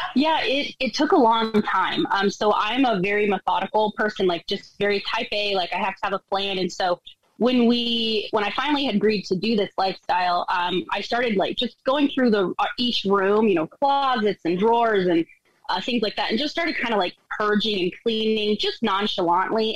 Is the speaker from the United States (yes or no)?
yes; Colorado, United States; moved away as an adult; Steve and I were both born and raised in Colorado